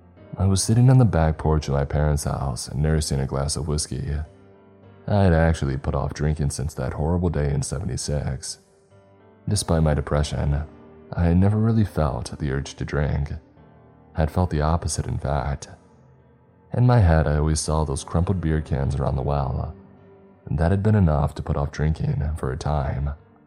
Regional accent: Wisconsin, United States; And when they realized that I was telling the truth and that I was from Wisconsin, they did raise their eyebrows.

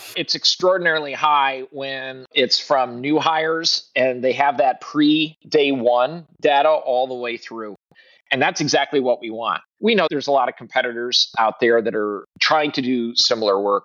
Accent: Midwest, United States; also born or lived in Southeast US; now in Southeast, United States; I'm a Midwesterner originally

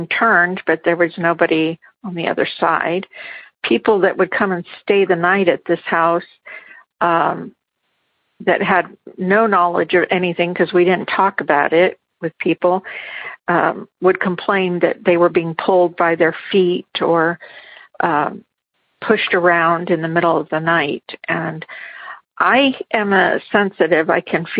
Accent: Garden Grove, California, United States; We grew up in Garden Grove, California, and that's where his parents were, as well as my parents

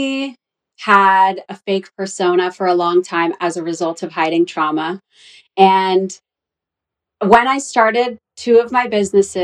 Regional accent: Orange County, California, United States; moved away as an adult; also born or lived in Los Angeles, California; I'm from Orange County, California

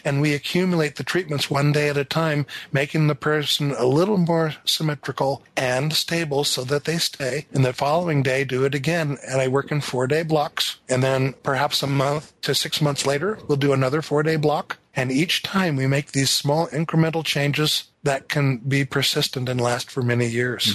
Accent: north of Seattle, Washington, United States; born or raised there

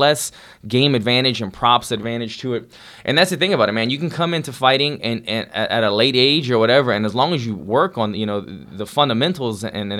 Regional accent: Louisiana, United States; my home state of Louisiana.

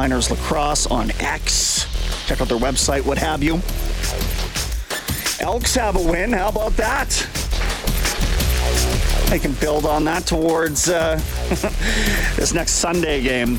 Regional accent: Canada

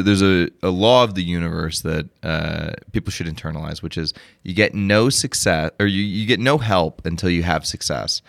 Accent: Arkansas, United States; I'm a country boy, I grew up in Arkansas.

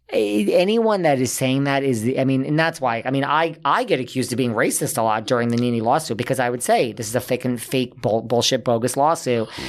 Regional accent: New York, United States; I'm a New Yorker

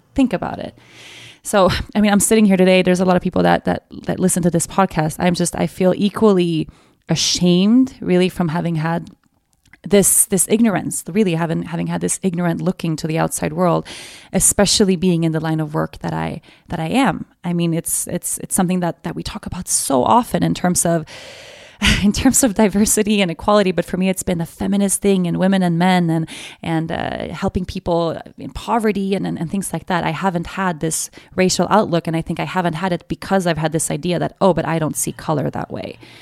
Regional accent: Stockholm, Stockholm County, Sweden; born and raised in Sweden

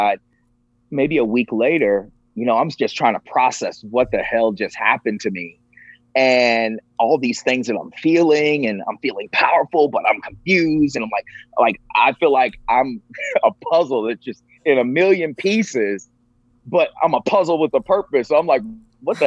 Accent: Virginia, United States; I grew up in the Bible Belt of Virginia

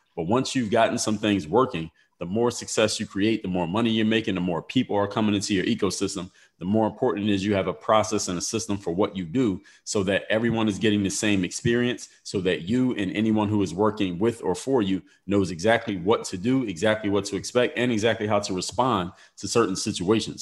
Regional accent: Philadelphia, Pennsylvania, United States; I'm from Philadelphia

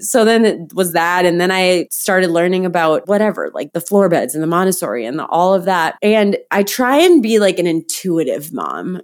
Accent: Midwest, United States; moved away as an adult; also born or lived in San Diego; I grew up in the Midwest

